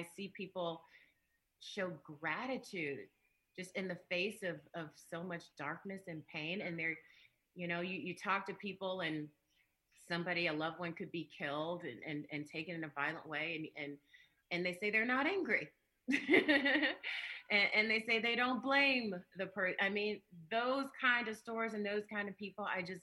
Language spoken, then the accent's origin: English; Chicago, Illinois, United States; I'm from the South Side, and not, you know, I mean, there's South Side and there's South Side, you know, from 102nd near Halsted